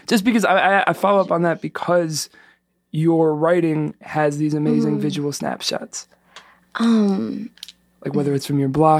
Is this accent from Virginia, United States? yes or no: no; New York, United States; that's the name of the neighborhood in New York that I'm from.